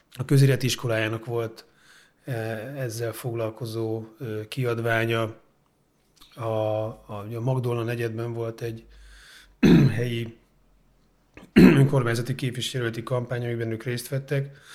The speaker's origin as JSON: {"language": "Hungarian", "region": "Budapest", "country": "Hungary", "said": "Én óbudai vagyok"}